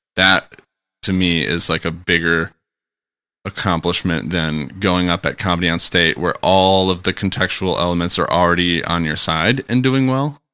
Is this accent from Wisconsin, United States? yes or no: yes; Kenosha, Wisconsin, United States; my hometown of Kenosha